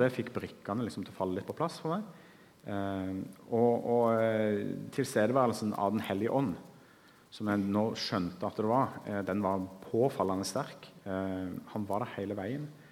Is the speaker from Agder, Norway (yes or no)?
yes; Kristiansand, Agder, Norway; Jeg vokste opp her på Sønn